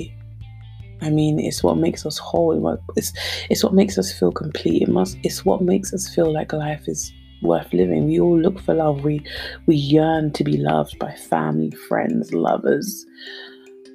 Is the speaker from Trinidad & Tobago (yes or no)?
no; Nigeria; being Nigerian